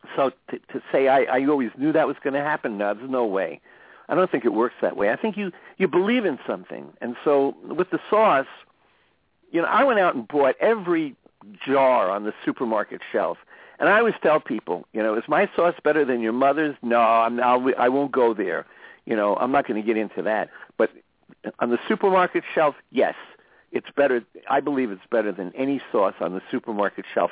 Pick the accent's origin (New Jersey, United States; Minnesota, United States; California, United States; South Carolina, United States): New Jersey, United States; moved away; I grew up in New Jersey, so I grew up around a lot of Italian Americans.